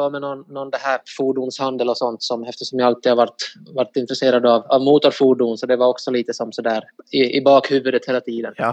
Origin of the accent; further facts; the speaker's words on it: Ostrobothnia, Finland; Eh, främst i Österbotten